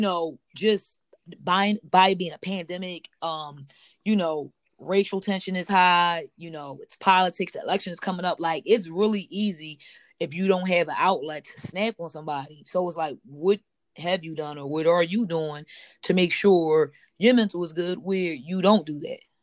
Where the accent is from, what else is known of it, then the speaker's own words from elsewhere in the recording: Philadelphia, Pennsylvania, United States; I'm born and raised in Philadelphia, Pennsylvania